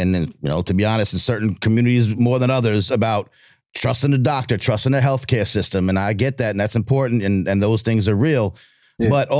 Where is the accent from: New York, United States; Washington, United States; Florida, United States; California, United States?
New York, United States; Long Island; I'm from Long Island